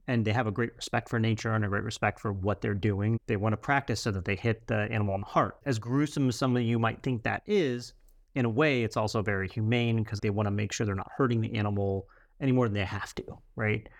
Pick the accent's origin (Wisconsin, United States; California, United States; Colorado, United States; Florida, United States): Florida, United States; Central; growing up in Central Florida